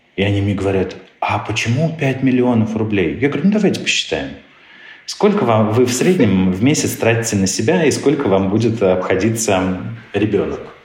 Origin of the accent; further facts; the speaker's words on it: South Africa; он, как и я, из Южной Африки